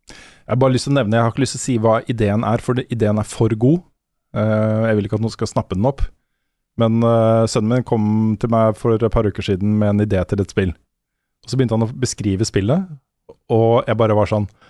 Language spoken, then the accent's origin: Norwegian; Norway; som nordmann